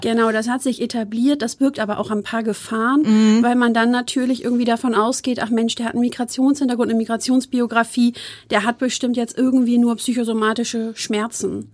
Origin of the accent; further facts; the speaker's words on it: Hamburg, Germany; moved away as an adult; also born or lived in Wuppertal / Osnabrück; ich bin gebürtige Harburgerin und mhm. Hamburgerin.